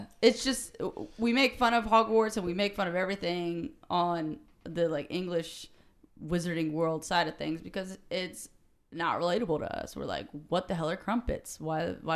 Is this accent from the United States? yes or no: yes; United States; I'm an American. I grew up here